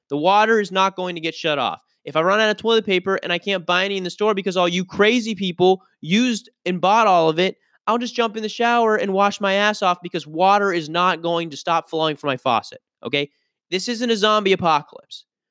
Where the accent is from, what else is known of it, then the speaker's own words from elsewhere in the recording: Pittsburgh, Pennsylvania, United States; moved away; I grew up in Pittsburgh